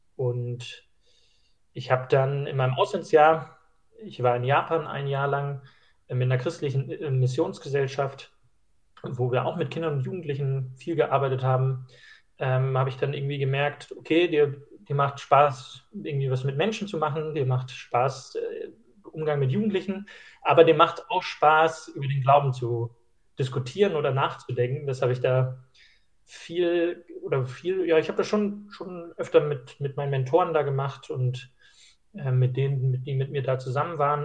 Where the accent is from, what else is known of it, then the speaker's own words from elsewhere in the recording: Schleswig-Holstein, Germany; moved away; Ich komme ursprünglich aus Schleswig-Holstein